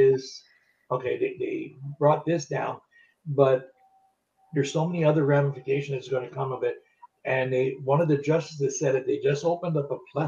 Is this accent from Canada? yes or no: yes; Canada; I'm Canadian, I'm not American.